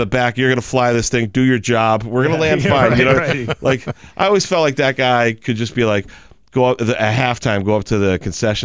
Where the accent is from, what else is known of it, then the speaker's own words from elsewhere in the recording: New England, United States; I'm from New England